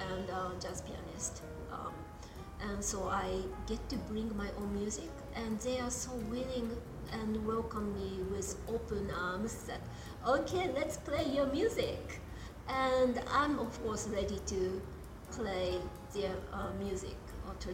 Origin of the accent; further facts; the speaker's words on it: Japan; moved away; the same model I grew up with in Japan.